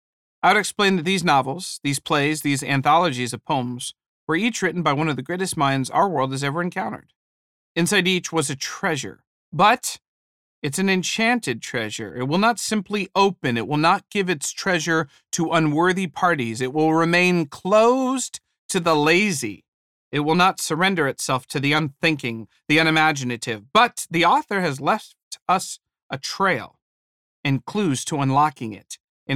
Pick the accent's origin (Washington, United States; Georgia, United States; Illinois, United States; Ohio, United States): Ohio, United States; moved away as an adult; I was born in Ohio. Later, as an adult, I moved to California for a job.